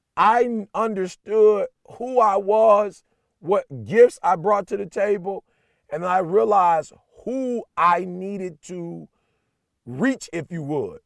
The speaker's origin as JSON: {"language": "English", "town": "Detroit", "region": "Michigan", "country": "United States", "said": "I'm blue collar. I'm from Detroit"}